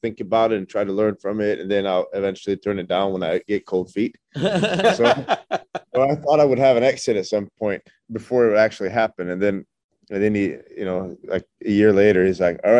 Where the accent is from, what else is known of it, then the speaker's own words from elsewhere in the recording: Norway; also born or lived in New York; when I opened my restaurant back home, it's a very small town in Western Norway. And I moved from New York